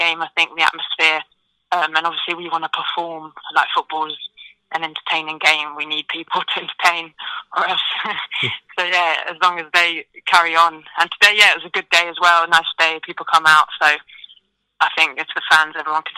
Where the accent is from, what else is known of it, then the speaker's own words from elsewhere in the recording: London, United Kingdom; moved away as an adult; also born or lived in Birmingham; I wanted to move back home to London. I'm from London originally. I live in Charlton